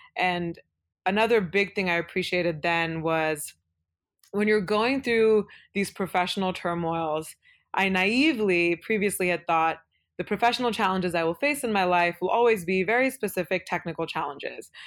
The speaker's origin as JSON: {"language": "English", "town": "Beaverton", "region": "Oregon", "country": "United States", "tie": "born or raised there", "also_born_or_lived": "Udupi, Karnataka, India", "first_language": "Kannada", "second_language": "English", "said": "I grew up in Beaverton, which is a suburb of Portland"}